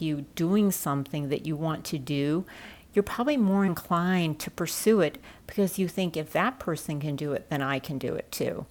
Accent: St. Louis, Missouri, United States; growing up in St. Louis at the time that I did, I often felt that there were not very many other Chinese families

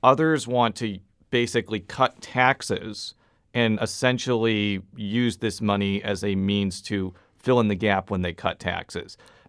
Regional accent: Buffalo Grove, Illinois, United States; I was from the actual city of Chicago, and she was like, no, you're not. And she was right, because I'm from Buffalo Grove.

